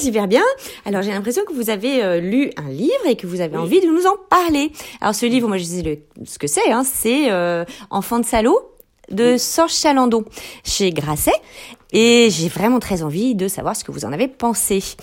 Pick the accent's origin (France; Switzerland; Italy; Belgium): France; also born or lived in Quebec; now in Canada; en tant que Française installée au Québec depuis très longtemps